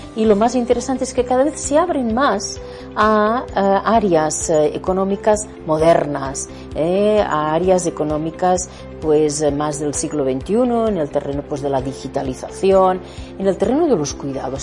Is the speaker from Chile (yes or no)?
no; Spain; como españoles